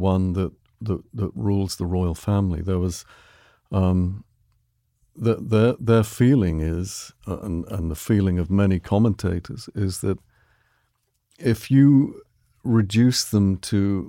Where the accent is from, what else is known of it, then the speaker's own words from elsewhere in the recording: England, United Kingdom; moved away; growing up in England